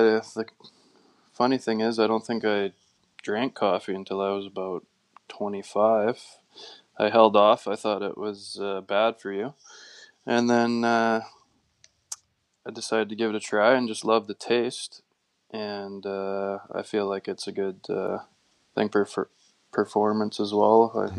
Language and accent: English; near Camrose, Alberta, Canada; I'm just kind of a simple farm kid from out in the country, growing up near Armenia. It was just a pretty standard upbringing for a rural family